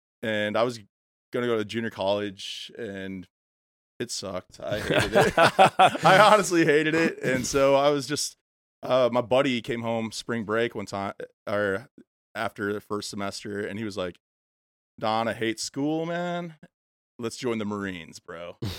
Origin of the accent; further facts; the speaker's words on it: Illinois, United States; I was born in Illinois, suburbs of Chicago, grew up there, middle-class life